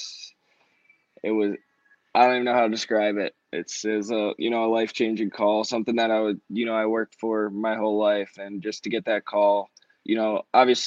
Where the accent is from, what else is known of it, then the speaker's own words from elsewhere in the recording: New Jersey, United States; growing up in New Jersey